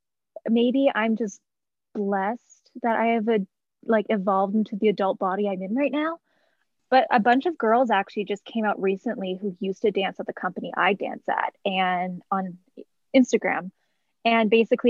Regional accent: Canada; moved away as an adult; also born or lived in New York City, United States / Toronto; now in Colorado, United States; I grew up in Canada

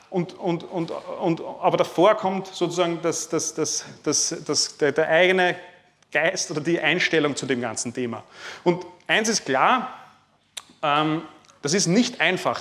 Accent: Lower Austria, Austria; Ich komme aus Niederösterreich, das ist in der Nähe von Wien.

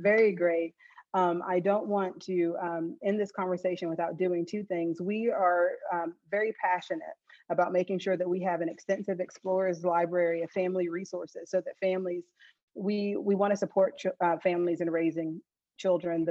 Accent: Pelzer, South Carolina, United States; I grew up in the countryside of Pelzer, South Carolina

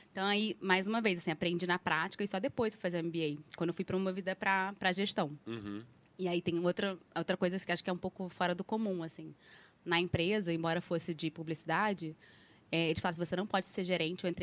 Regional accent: Rio de Janeiro, Brazil; now in São Paulo, Brazil; Ainda mais que eu saí do Rio e fui pra São Paulo.

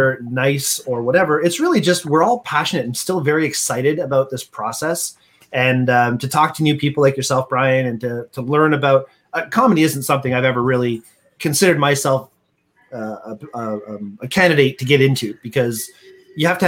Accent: Canada; We're such Canadian

